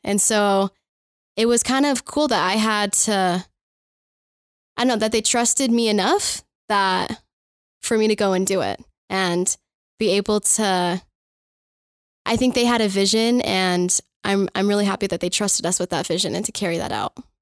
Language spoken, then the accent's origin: English; Firestone, Colorado, United States; I am from Firestone, Colorado.